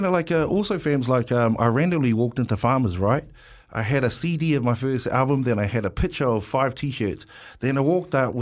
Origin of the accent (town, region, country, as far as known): Wellington, New Zealand; born or raised there